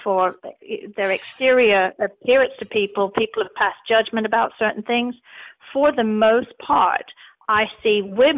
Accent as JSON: {"language": "English", "town": "Nottingham", "region": "East Midlands", "country": "United Kingdom", "tie": "born or raised there", "moved": "as an adult", "lives_now": "United States", "said": "I was born in Nottingham, England, and in 1983, I dropped my plans to become a history teacher and left my college behind"}